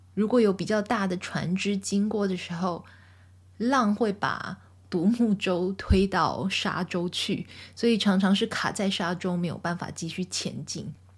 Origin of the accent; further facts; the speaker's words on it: southern Taiwan, Taiwan; moved away; 因为我从小在台湾长大，在台湾的南部长大